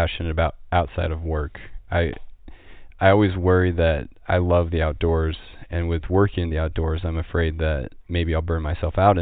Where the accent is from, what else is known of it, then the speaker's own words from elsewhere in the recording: Pennsylvania, United States; moved away as an adult; now in Montana, United States; I grew up in Pennsylvania